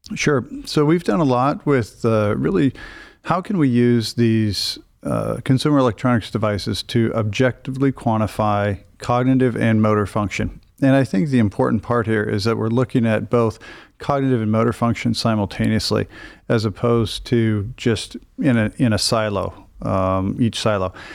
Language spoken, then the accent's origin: English; Iowa, United States; moved away as an adult; now in Cleveland, United States; I'm originally from a very small town in Iowa, uh, about 1,200 people